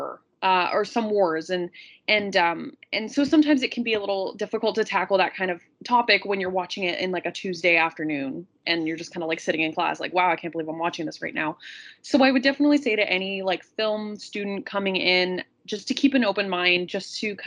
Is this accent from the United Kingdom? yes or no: no; Canada; as a Canadian